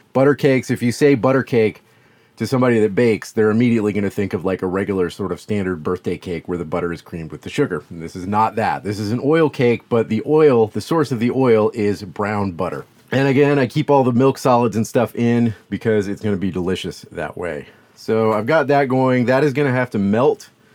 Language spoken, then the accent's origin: English; the South, United States; I'm from the South